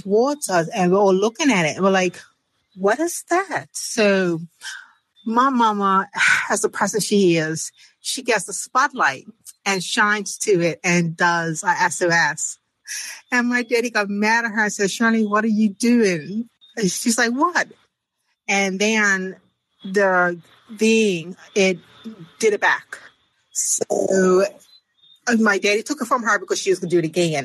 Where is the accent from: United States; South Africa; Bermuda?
Bermuda; from Bermuda